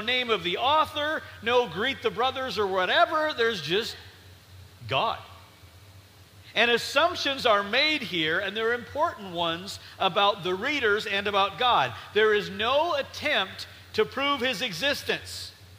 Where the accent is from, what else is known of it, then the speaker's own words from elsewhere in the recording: North Dakota, United States; I grew up in North Dakota.